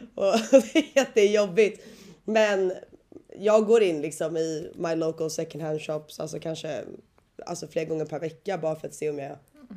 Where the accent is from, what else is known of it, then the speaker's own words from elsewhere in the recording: Sweden; moved away as an adult; now in Australia; jag har ju inte varit hemma i Sverige nu på, vad är det, ja två år